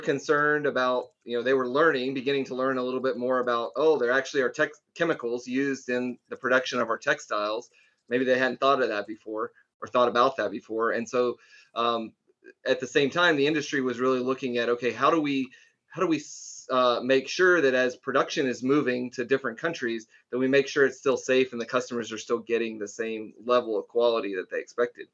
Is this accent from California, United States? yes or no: no; North Carolina, United States; I grew up in North Carolina